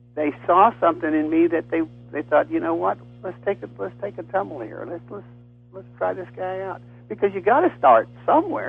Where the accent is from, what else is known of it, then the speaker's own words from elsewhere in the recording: Texas, United States; I'm from Texas